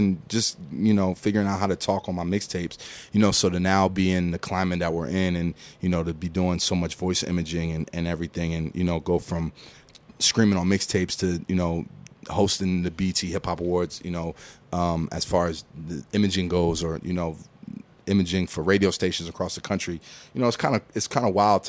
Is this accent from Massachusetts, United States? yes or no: no; Philadelphia, Pennsylvania, United States; now in Atlanta, United States; I say I'm from Philly. I live in Atlanta.